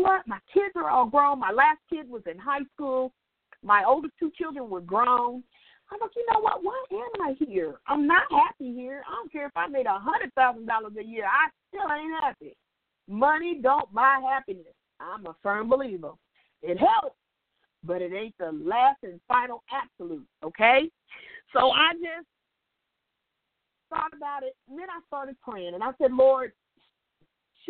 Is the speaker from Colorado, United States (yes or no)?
no; Indiana, United States; moved away as an adult; now in St. Petersburg, United States; I was living in Indiana then because I'm from Indiana.